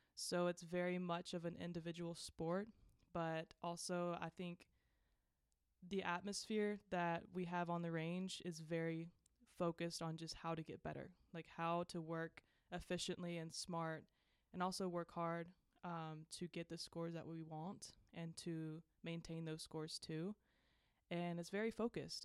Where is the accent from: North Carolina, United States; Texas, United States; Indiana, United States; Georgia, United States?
Georgia, United States; moved away as an adult; now in Morgantown, United States; I am from Georgia